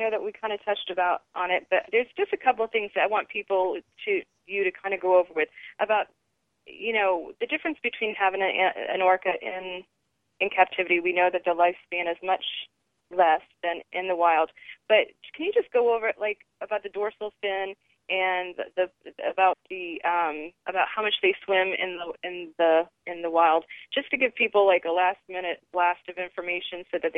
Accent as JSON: {"language": "English", "region": "Rhode Island", "country": "United States", "tie": "born or raised there", "said": "I growing up in Rhode Island, Mystic Sea Aquarium is 45 minutes away from my house"}